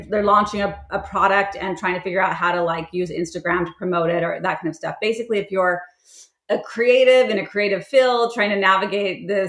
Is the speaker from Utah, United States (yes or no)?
yes; St. George, Utah, United States; moved away as an adult; also born or lived in California; grew up in a very conservative town called St. George, Utah. I moved there when I was 5 from California and was there until I went off to college